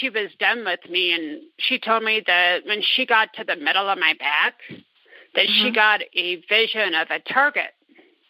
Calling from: Fraser, Colorado, United States; I am calling from Fraser, Colorado

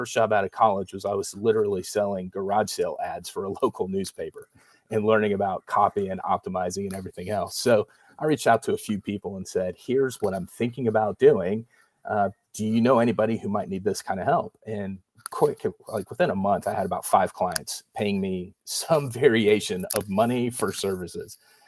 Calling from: Dallas, Texas, United States; So I'm tuning in from Dallas, Fort Worth, Texas. My family and I, we've lived here since 2014.

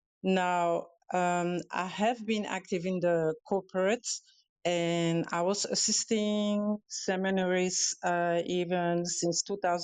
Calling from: Canary Islands, Spain; I'm calling in from Gran Canaria, which is the Canary Islands.

